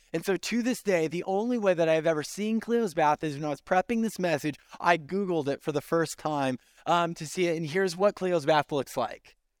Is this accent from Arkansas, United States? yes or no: no; Central Valley, California, United States; now in Central Florida, United States; I grew up in California in the Central Valley